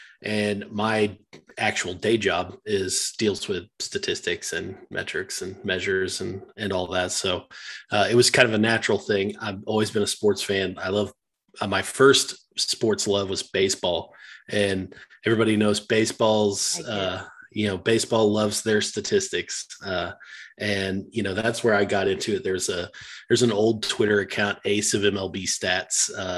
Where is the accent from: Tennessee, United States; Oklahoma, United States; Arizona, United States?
Oklahoma, United States; Mounds; also born or lived in Norman, Oklahoma; I'm actually from Oklahoma. I'm from a tiny town in Oklahoma.